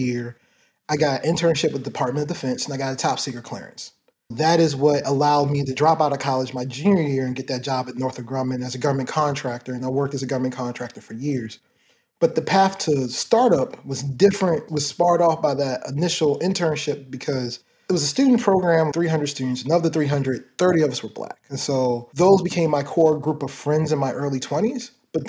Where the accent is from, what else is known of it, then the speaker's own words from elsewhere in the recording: Baltimore, Maryland, United States; I grew up in Baltimore, Maryland. Started in early parts of my childhood. I was in Baltimore City. Then my family moved out to Baltimore County.